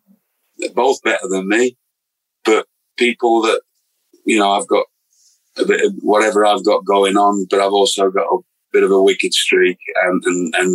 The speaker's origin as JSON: {"language": "English", "country": "United Kingdom", "moved": "as an adult", "said": "I came from Britain"}